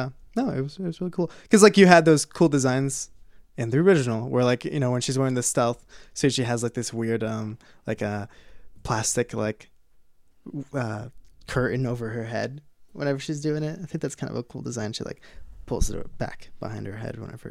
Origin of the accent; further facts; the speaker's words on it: Minnesota, United States; I am from Minnesota.